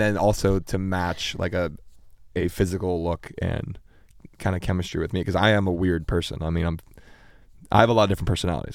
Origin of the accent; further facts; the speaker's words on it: Pittsburgh, Pennsylvania, United States; also born or lived in Chicago; Originally, originally born in Chicago, and then we moved to Pittsburgh when I was